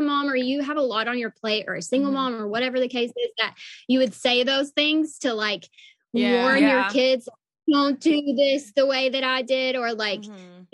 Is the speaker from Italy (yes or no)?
no; the South, United States; now in Dallas, United States; I'm from the South